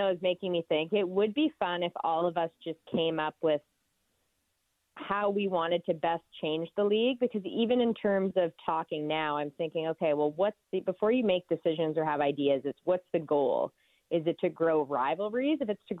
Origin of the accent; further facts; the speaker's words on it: Canada; As Canadian fans